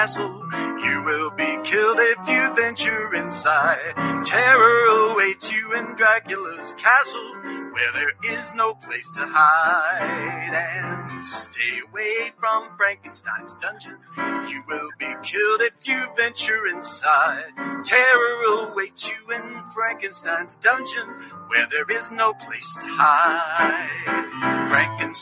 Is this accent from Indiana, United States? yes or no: no; Tennessee, United States; I was born and raised in Tennessee